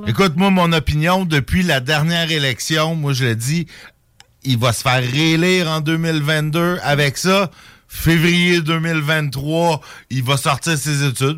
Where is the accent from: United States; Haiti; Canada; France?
Canada; Saint-Jérôme, Quebec; moved away; ma ville natale de Saint-Jérôme, petite bourgade de 75 000 habitants